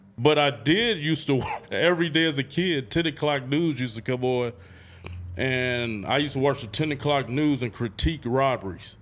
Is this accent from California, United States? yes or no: yes; Oakland, California, United States; I grew up on ninety-eighth and East Street, drug street.